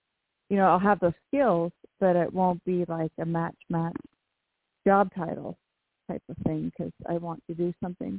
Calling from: Washington, United States; in Washington State.

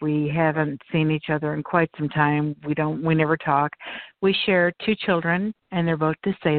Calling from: Florida, United States; I'm calling from Florida. And I'm not just calling from Florida. I'm calling from my lanai in the state of Florida.

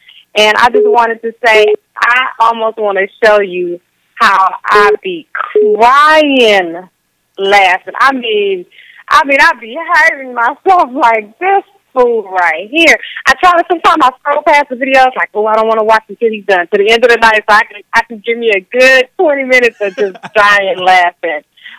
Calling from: Houston, Texas, United States; Hey, Tim. I follow your Instagram. I'm from Houston.

